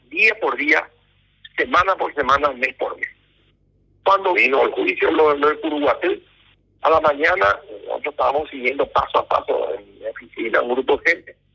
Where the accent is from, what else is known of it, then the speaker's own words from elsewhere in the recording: Paraguay; acá en el Paraguay